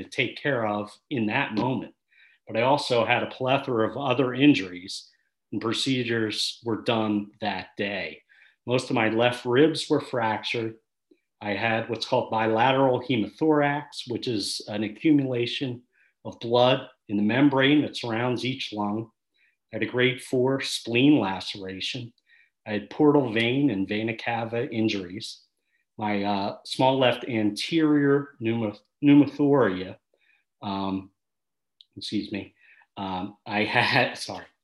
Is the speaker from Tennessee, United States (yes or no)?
no; Philadelphia, Pennsylvania, United States; I rode for St. Joe's Prep High School